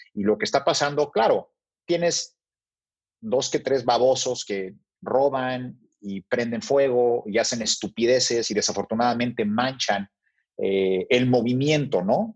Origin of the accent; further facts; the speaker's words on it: Mexico; nací en México y fui criado en México, luego viví unos meses en Brasil con mi mamá